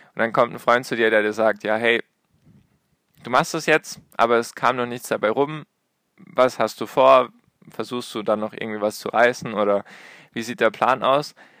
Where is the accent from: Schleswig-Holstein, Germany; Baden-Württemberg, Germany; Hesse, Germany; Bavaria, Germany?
Baden-Württemberg, Germany; Ich komme aus Baden-Württemberg